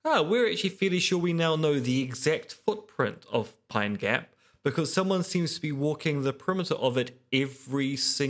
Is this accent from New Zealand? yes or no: yes; New Zealand